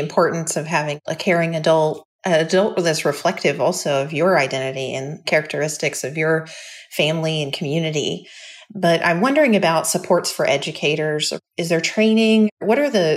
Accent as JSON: {"language": "English", "region": "Kentucky", "country": "United States", "tie": "born or raised there", "moved": "yes", "lives_now": "Washington, United States", "said": "as someone growing up in Kentucky"}